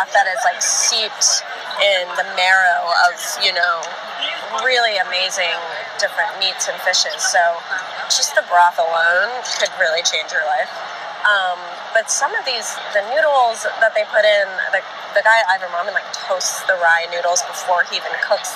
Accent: Florida, United States; now in New York, United States; I grew up in Florida

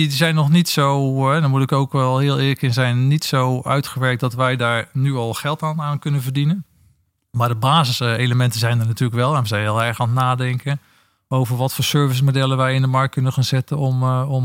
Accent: Netherlands; ik ben Nederlander

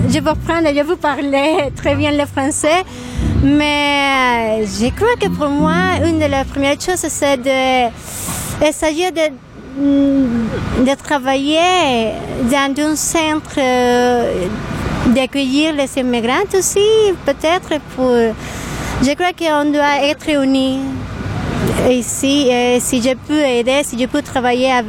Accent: Venezuela; French is a second language; moved away as an adult; now in Montreal, Canada; je viens de Venezuela et je suis ici depuis euh, il y a six mois.

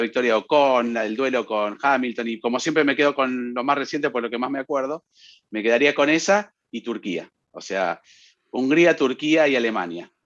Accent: Saltillo, Coahuila, Mexico; de Saltillo, Coahuila, México.

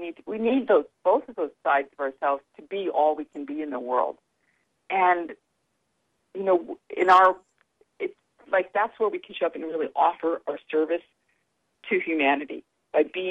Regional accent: upstate New York, United States; I learned how to say that in upstate New York, so that's kind of interesting. Yeah, that's where I was raised

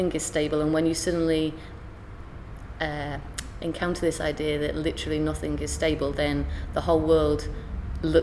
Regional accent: York, Yorkshire and the Humber, United Kingdom; also born or lived in Derby; now in London, United Kingdom; I'm from York, I do a lot of work in Derby, or I live in London

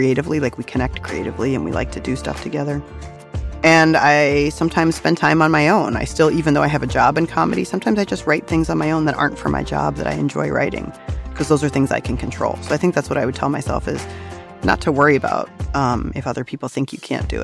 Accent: Virginia, United States; now in New York City, United States; I grew up in Virginia

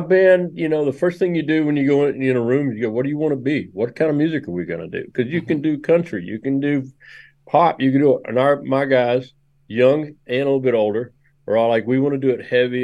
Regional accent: Memphis, Tennessee, United States; I grew up in Memphis, and I grew up playing drums in a in a racially mixed gospel band

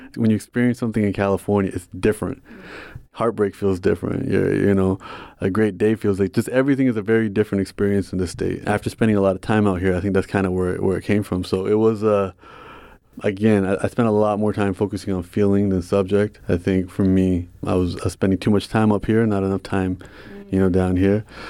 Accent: Toronto, Ontario, Canada; I'm from Toronto, so we have the ethnic diversity

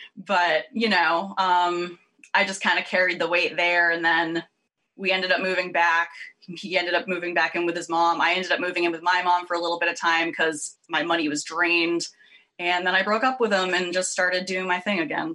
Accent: Worcester, Massachusetts, United States; moved away as an adult; also born or lived in Providence, Rhode Island / Los Angeles / Boston; I grew up just outside Worcester, Massachusetts

